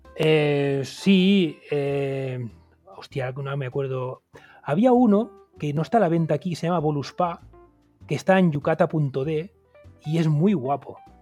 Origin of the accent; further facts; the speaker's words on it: Montcada i Reixac, Catalonia, Spain; yo, que soy de Moncada